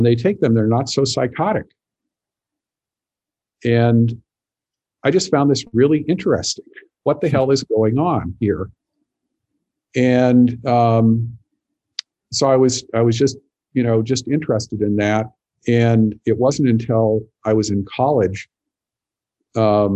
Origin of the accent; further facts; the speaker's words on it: Montana, United States; I grew up in Montana